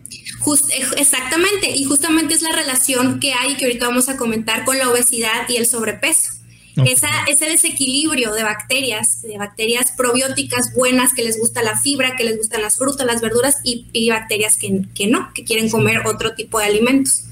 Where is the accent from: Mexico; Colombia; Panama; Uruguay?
Mexico; Mexicali, Baja California; supimos que éramos de Mexicali